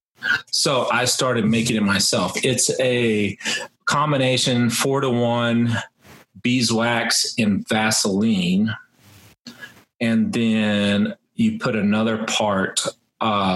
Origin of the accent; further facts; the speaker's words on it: Texas, United States; I grew up in Texas